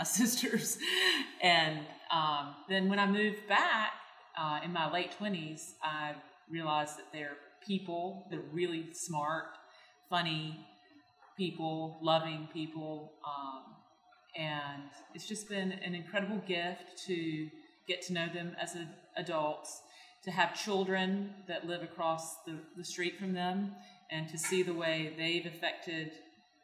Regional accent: Deep Run, North Carolina, United States; I grew up in Deep Run, North Carolina. I live there now across the road from the house I grew up in.

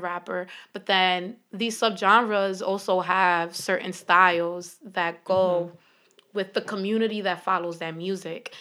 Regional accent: Philadelphia, Pennsylvania, United States; growing up in Philly

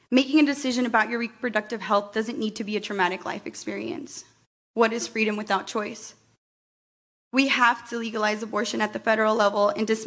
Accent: Perry, Iowa, United States; moved away as an adult; now in Des Moines, United States; I'm a Chicana feminist that was born and raised in Perry, Iowa, and I moved to Des Moines in 2015

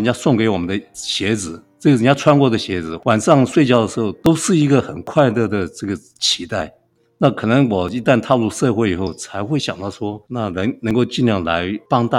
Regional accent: Kaohsiung, Taiwan; now in Hualien, Taiwan; 那我出生在高雄，当时是叫冈山镇。那冈山是一个空军基地。那我的父亲是是空军啊、呃，我有五个兄弟，还有一个妹妹。军人子弟生活都是很清苦。

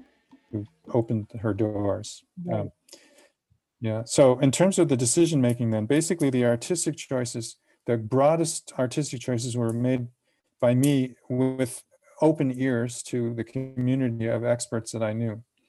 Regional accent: United States; moved away as an adult; also born or lived in Victoria, Canada; now in Canada; I grew up in the United States

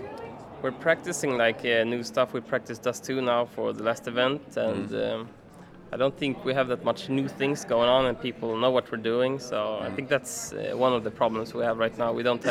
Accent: Stockholm, Stockholm County, Sweden; Sweden, Stockholm.

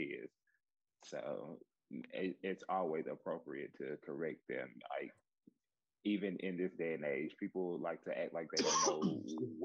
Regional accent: the South, United States; I grew up in the South, you know, and we have this thing, Southern hospitality, where we speak to everybody

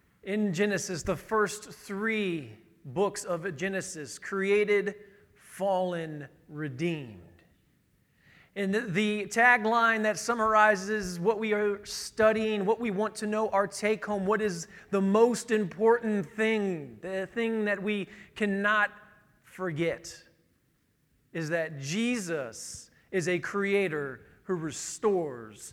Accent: Northern Indiana, United States; I'm from Northern Indiana

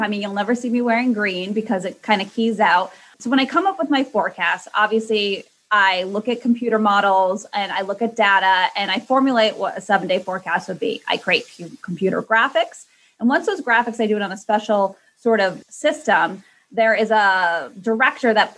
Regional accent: Connecticut, United States; moved away as an adult; now in Boston, United States; I, you know, was born and raised in Connecticut and I really didn't move too far. I made it to Boston

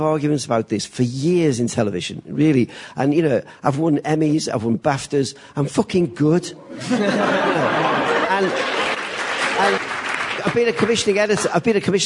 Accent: Liverpool, North West England, United Kingdom; accent: Scouse; moved away as an adult; also born or lived in London; I come from Liverpool. I grew up in a working-class council estate

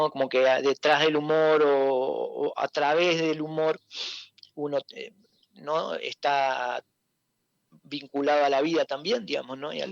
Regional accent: Gualeguaychú, Entre Ríos, Argentina; de Gualeguaychú.

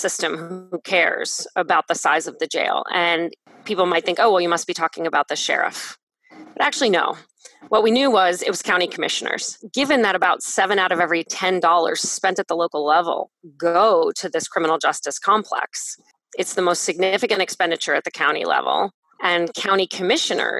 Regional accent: Canton, Ohio, United States; in my hometown, 24% of people in Canton identify themselves as Black

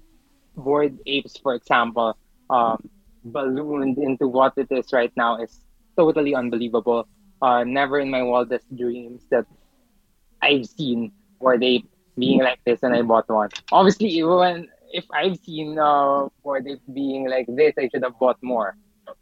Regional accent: Philippines; I'm from the Philippines

